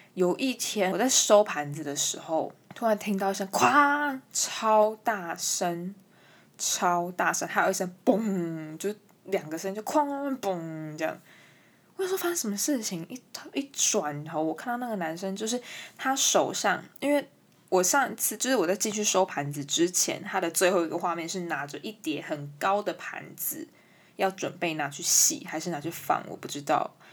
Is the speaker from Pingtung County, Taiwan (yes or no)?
no; New Taipei, Taiwan; 我是新北人